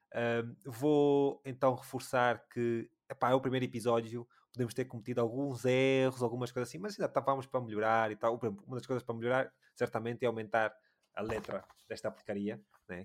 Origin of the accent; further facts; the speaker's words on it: Luanda, Luanda Province, Angola; eu sou de Luanda